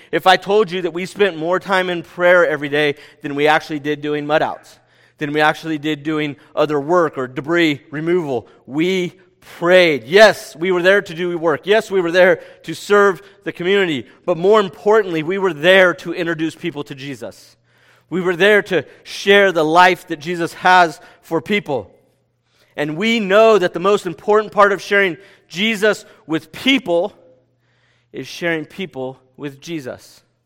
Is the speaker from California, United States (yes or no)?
yes; California, United States; "Where are you from?" And we said, "California."